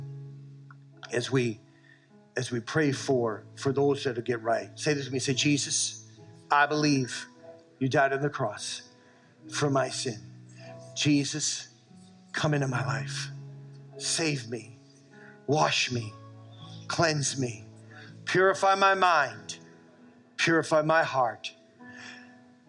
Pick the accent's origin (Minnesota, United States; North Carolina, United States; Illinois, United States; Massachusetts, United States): Massachusetts, United States; South Shore; moved away; I grew up in Massachusetts in the South Shore